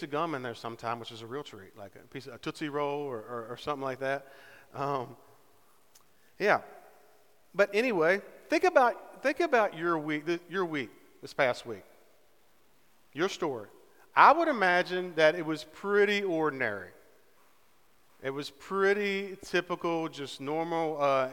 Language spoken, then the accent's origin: English; Southern West Virginia, United States; I'm from Southern West Virginia